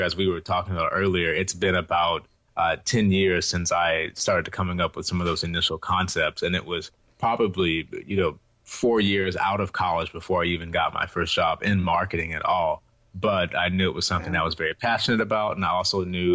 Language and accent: English; Houston, Texas, United States; also born or lived in Ohio; I was born and raised here in Houston